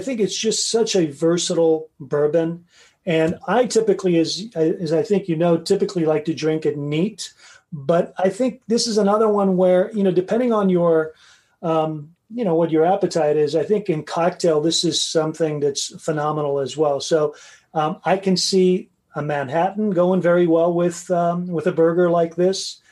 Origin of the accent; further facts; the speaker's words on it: Tehran, Tehran Province, Iran; moved away; I was born in Iran, believe it or not, in Tehran